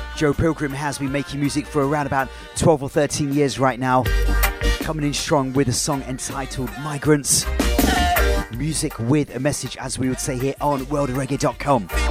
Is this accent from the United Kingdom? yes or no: yes; Leicester, East Midlands, United Kingdom; here in my hometown of Leicester